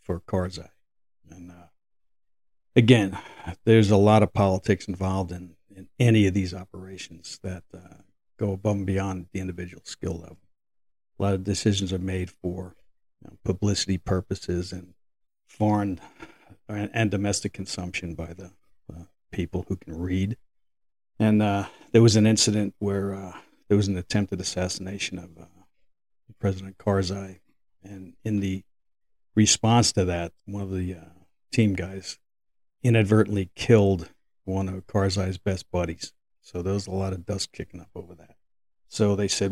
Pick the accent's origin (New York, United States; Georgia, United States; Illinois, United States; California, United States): New York, United States; New York City; As I grew up in New York City